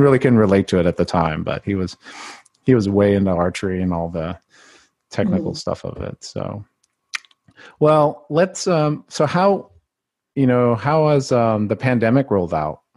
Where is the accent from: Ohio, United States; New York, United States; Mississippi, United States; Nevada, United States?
Mississippi, United States; I was the only Filipino for many years growing up in Mississippi